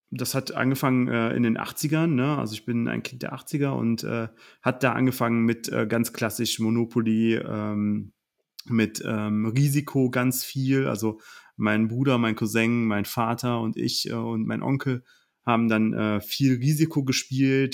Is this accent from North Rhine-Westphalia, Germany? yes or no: yes; Oberbergisches Land, North Rhine-Westphalia, Germany; ich komme aus dem Oberbergischen